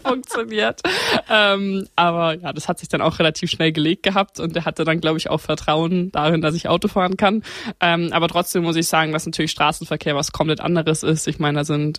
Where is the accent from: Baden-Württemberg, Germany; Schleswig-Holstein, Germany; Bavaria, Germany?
Bavaria, Germany; Grünwald; born or raised there